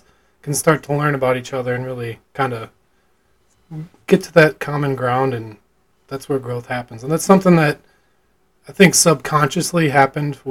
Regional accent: Illinois, United States; my hometown where I grew up

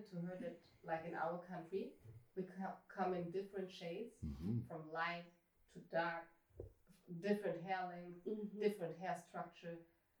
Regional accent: Eritrea; moved away; I'm from Eritrea, East African.

